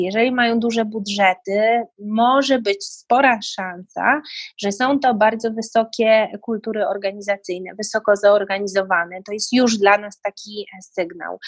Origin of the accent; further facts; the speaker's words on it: Poland; moved away as an adult; now in United Kingdom; pochodzę z kraju, gdzie ludzie na co dzień, no, Pola-, Polacy są takim kodem kulturowym bardzo zasadniczym, oficjalnym